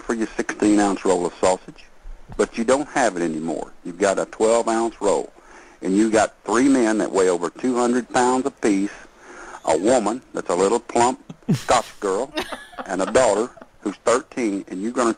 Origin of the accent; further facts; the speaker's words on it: Texas, United States; I'm not from the North. I'm a Texas man